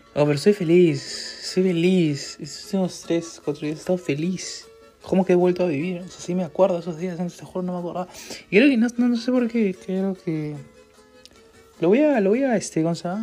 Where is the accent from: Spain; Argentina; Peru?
Peru; yo soy peruano, pues soy, soy salchichero